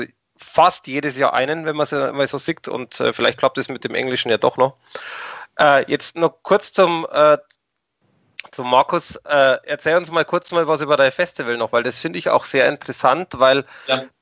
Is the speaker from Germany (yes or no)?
yes; Germany; Und Jetzt muss ich aber als Deutscher kurz unterbrechen. Also ähm, vielleicht ist die Sichtweise auch von mir anders wie von euch, aber für mich als Deutscher gibt es äh, definitiv Linz